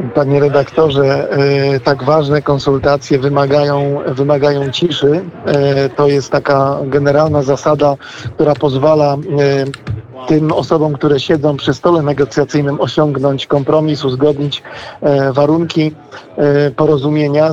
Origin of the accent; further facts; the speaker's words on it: Wałbrzych region, Lower Silesian Voivodeship, Poland; pochodzę e, z regionu wałbrzyskiego